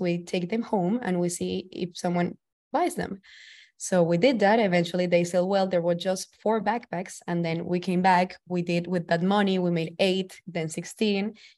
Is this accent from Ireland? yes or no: no; Valledupar, Cesar, Colombia; now in New York City, United States; I'm from the northern coast of Colombia, from a small town called Valledupar. I'm currently living in New York City.